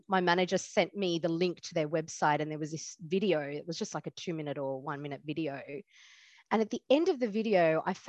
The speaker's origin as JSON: {"language": "English", "country": "Australia", "tie": "born or raised there", "said": "I was born in Australia."}